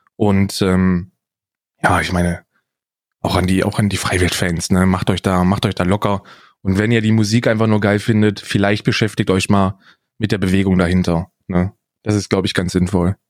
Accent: Northern Hesse, Germany; Ich bin ja in Hessen aufgewachsen, in Nordhessen

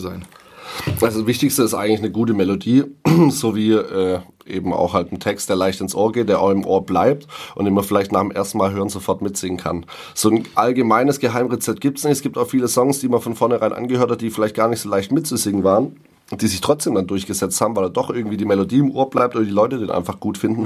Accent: Ditzingen, Baden-Württemberg, Germany; ich wohne ja noch in Ditzingen tatsächlich, mhm. also in meiner Heimatstadt, da wo ich aufgewachsen bin

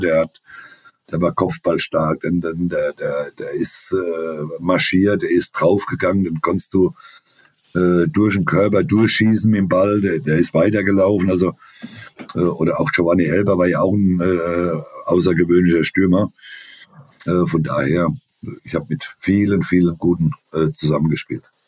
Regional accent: Germany; als, als Deutscher

